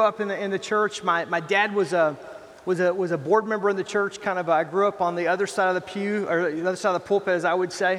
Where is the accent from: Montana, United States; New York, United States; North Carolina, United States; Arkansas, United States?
Arkansas, United States; Fort Smith; moved away as an adult; now in Milwaukee, United States; I grew up in a little town called Fort Smith, Arkansas